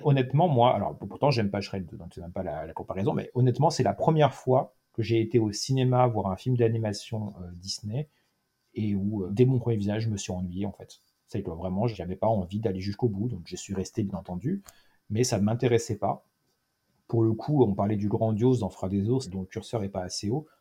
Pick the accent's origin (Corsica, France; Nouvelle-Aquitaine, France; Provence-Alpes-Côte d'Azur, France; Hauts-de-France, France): Provence-Alpes-Côte d'Azur, France; Cannes; moved away; also born or lived in Île-de-France; je suis de Cannes, donc je, connais les cinémas de Cannes